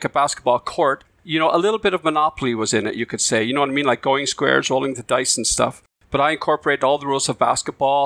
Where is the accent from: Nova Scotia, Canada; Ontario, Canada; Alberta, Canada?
Nova Scotia, Canada; Cape Breton; accent: Cape Bretoner; now in Victoria, Canada; I grew up in Cape Breton, Nova Scotia, on the East Coast